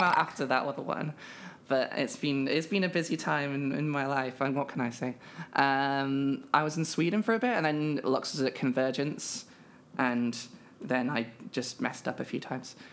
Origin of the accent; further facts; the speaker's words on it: United Kingdom; I am a British trans woman